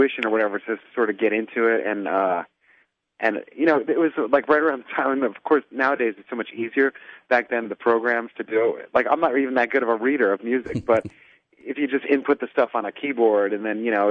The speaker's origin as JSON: {"language": "English", "region": "New Jersey", "country": "United States", "tie": "born or raised there", "said": "I grew up in New Jersey."}